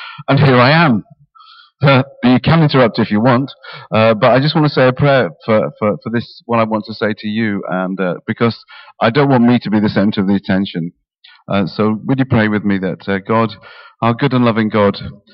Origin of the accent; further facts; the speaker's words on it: Yorkshire and the Humber, United Kingdom; now in Harlow, United Kingdom; I grew up in Yorkshire